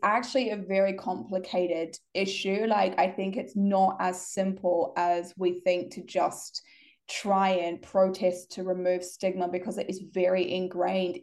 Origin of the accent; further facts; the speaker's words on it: New Zealand; where I grew up in New Zealand